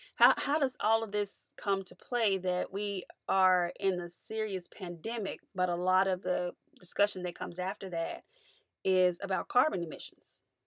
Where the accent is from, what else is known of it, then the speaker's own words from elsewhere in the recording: United States; as an American